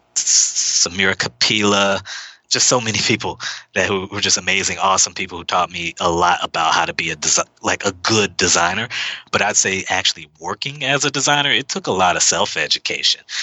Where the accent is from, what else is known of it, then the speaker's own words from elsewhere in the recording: Houston, Texas, United States; moved away as an adult; now in Seattle, United States; I'm from Houston. I wasn't born there. I was an Army brat. We moved around a bit before we landed in Houston, Texas, which is my mother's hometown. I've lived there till I was, well, since I was around eight or so.